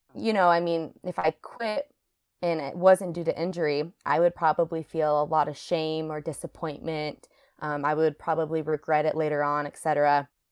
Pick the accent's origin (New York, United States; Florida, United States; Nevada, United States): Nevada, United States; Reno; moved away as an adult; also born or lived in Hawaii; now in Seattle, United States; I grew up in Reno, Nevada, so right next to Lake Tahoe.